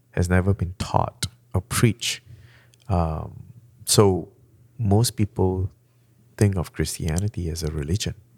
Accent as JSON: {"language": "English", "country": "Malaysia", "first_language": "Malay", "second_language": "English", "moved": "yes", "said": "I came from Malaysia. Our first language is Malay"}